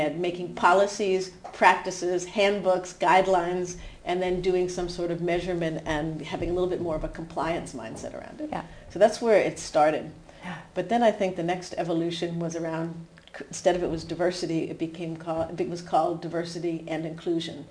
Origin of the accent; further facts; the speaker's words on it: New Hampshire, United States; moved away as an adult; also born or lived in Aarhus, Denmark; now in Denmark; maybe you could hear from my accent that I'm from the U.S. still, despite living in Denmark 25 years. But I grew up in New Hampshire